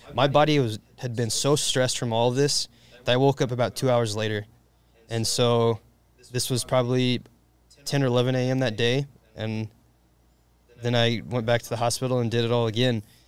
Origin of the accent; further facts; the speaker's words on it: Indiana, United States; just like any Hoosier does, because I'm from Indiana